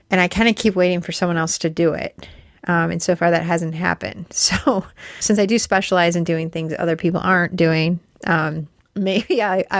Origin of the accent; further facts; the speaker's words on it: Detroit, Michigan, United States; moved away; I was born in Detroit